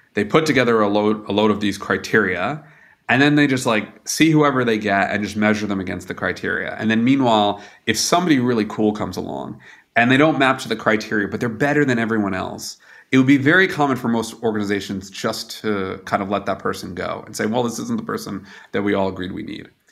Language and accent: English; United States; now in Germany